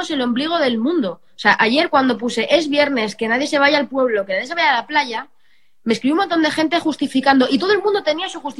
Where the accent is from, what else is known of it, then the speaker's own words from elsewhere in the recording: Belmonte, Castilla-La Mancha, Spain; now in Madrid, Spain; yo me puedo ir a mi pueblo, me puedo ir a Belmonte bueno, fenomenal, pero no, mi casa de Belmonte no está condicionada como está mi casa de Madrid.